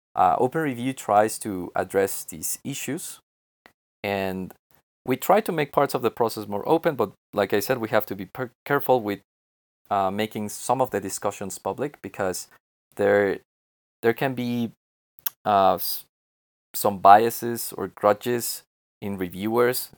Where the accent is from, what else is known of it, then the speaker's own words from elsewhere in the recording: Mexico; I'm from Mexico and I work remotely from here.